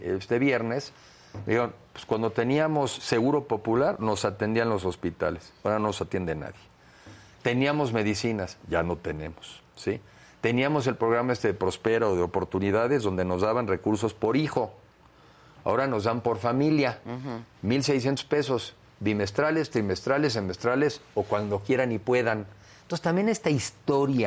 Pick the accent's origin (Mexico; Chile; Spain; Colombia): Mexico; yo sí asumo hoy como mexicano